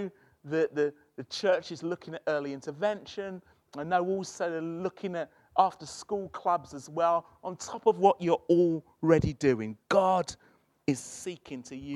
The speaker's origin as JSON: {"language": "English", "region": "London", "country": "United Kingdom", "moved": "as an adult", "lives_now": "Birmingham, United Kingdom", "said": "I'm from South London"}